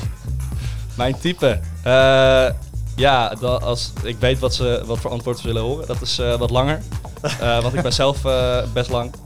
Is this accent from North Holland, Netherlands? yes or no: yes; Castricum, North Holland, Netherlands; also born or lived in Uilenstede, Amstelveen; now in Amstelveen, Netherlands; ik kom uit Kastikum.